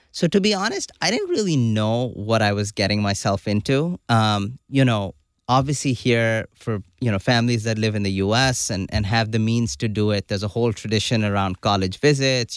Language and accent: English; Karachi, Sindh, Pakistan; moved away as an adult; also born or lived in Hanover, New Hampshire, United States; now in United States; I grew up in Karachi, Pakistan. You know, did all my schooling there